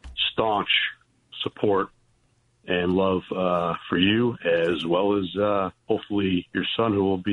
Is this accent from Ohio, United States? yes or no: no; Niagara County, New York, United States; now in New Jersey, United States; I grew up originally in Niagara County